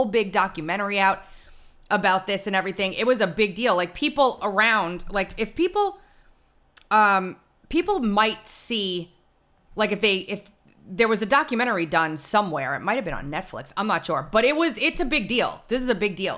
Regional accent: Massapequa, New York, United States; moved away as an adult; now in South Carolina, United States; I grew up in a town called Massapequa

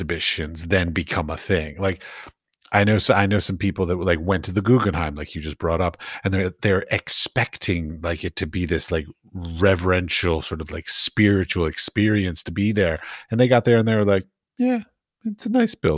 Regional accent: Washington, District of Columbia, United States; moved away as an adult; also born or lived in United Arab Emirates; now in Prague, Czech Republic; when I was a kid I grew up near the Smithsonian in Washington, D.C.

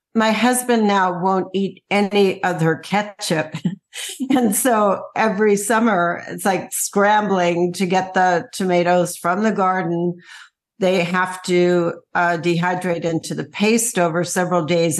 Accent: United States; We're American

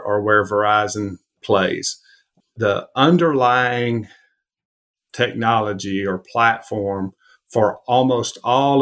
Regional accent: Alabama, United States; growing up in Alabama, it's hard not to be an Alabama fan.

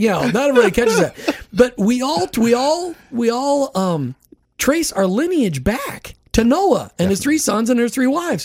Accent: Minnesota, United States; I grew up in Minnesota with the Norwegians and the Germans

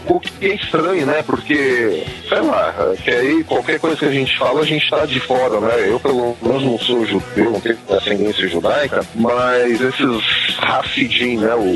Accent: Brazil; Eu sou brasileiro, mas sou cristão.

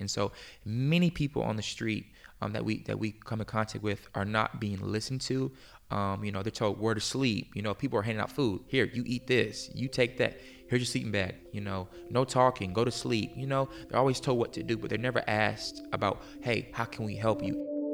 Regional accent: Virginia Beach, Virginia, United States; moved away as an adult; also born or lived in Pennsylvania; now in Tulsa, United States; I grew up in, like, the Hampton Roads area

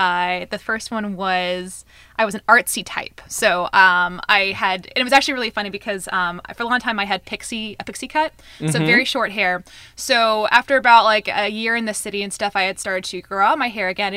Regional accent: Gorham, Maine, United States; moved away as an adult; now in New York, United States; I am originally from Gorham, Maine. I moved out here about close to 3 years ago to New York

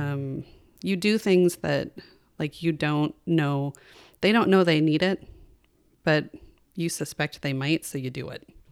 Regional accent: Kalispell, Montana, United States; also born or lived in California; We moved to Kalispell when I was six, and we grew up, I grew up on, um, seventeen acres of, of land west of town.

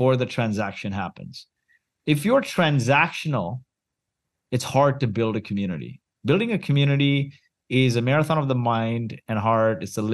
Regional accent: Kuwait; moved away; also born or lived in Mumbai, India; I was born in Kuwait

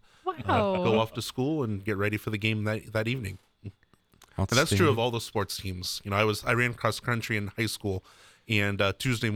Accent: Maria Stein, Ohio, United States; I grew up about 10 minutes down the road from there

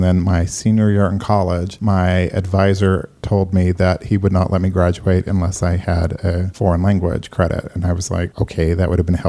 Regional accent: United States; we are stubborn, obnoxious Americans

